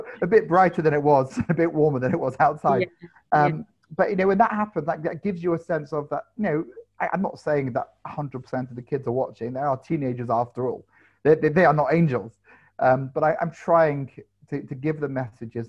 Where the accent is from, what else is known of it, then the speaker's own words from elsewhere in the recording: London, United Kingdom; I grew up in London